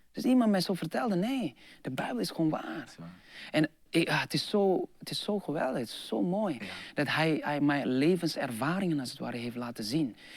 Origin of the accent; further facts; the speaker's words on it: Jakarta, Indonesia; Dutch is a second language; moved away; also born or lived in Eindhoven, Netherlands; Ik zei van, nou Jakarta